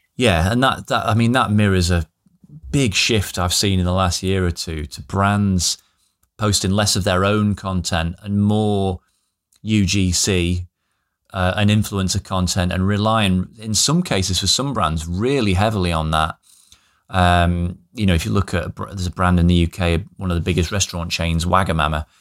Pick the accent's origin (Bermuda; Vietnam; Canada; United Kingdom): United Kingdom; the north of England; here in, in my hometown, which is a tiny town in the north of England